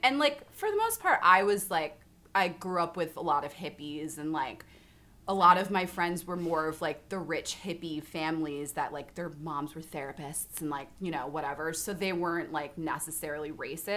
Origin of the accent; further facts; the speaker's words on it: Cortlandt Manor, New York, United States; also born or lived in Atlanta, Georgia; I'm from Cortland Manor